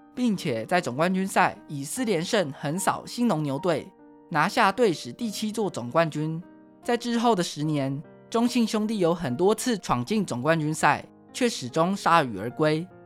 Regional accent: Taiwan; 台湾是一块宝岛，同时也是我们的家乡

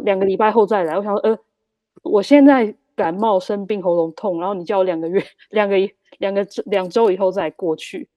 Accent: Taiwan; now in Germany; 我们台湾人比较会忍耐

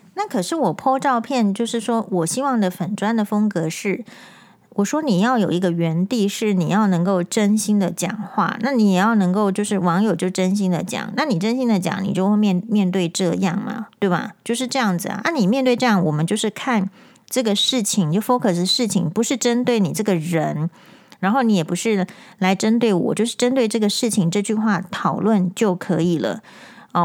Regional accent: Taiwan; 我们台湾人

